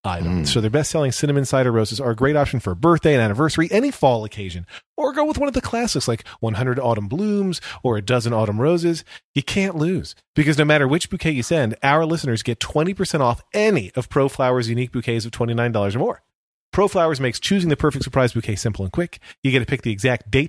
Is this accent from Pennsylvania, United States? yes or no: yes; Berks County, Pennsylvania, United States; Berks County history, where I grew up in Pennsylvania